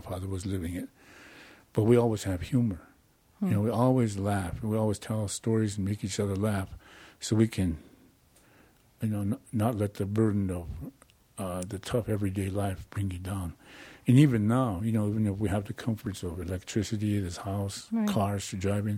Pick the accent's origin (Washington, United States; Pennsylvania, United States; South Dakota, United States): South Dakota, United States; Rapid City; also born or lived in Pine Ridge Indian Reservation, South Dakota; Up until I was probably about 5-6 years old, we moved to Rapid City, South Dakota.